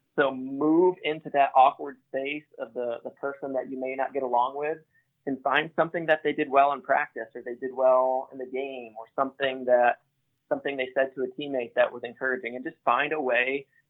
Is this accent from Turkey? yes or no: no; Grand Rapids, Michigan, United States; I grew up in a Christian home. I'm from Grand Rapids, Michigan. So I grew up going to church